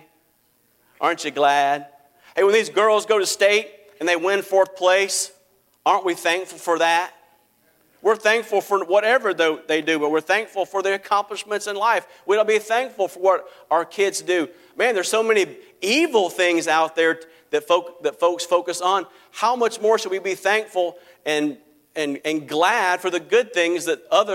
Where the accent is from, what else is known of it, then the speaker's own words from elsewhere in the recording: United States; I live in the United States of America and that I can say that I'm an American